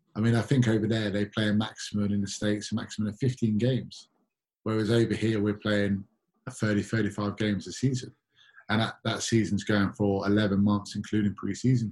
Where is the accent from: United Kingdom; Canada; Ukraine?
United Kingdom; London; I'm born and raised in London